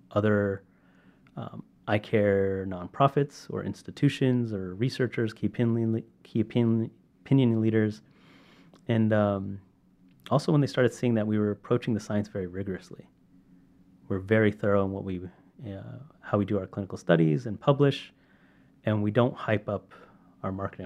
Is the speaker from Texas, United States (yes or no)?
no; Sacramento, California, United States; I'm from Sacramento